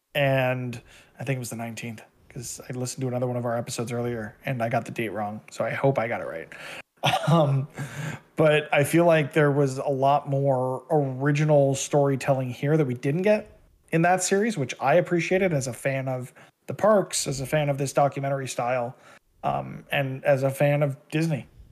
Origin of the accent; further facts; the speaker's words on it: Canada; as a Canadian citizen